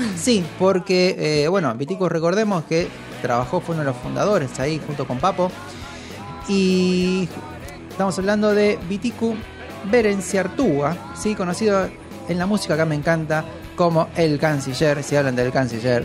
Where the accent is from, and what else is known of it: Argentina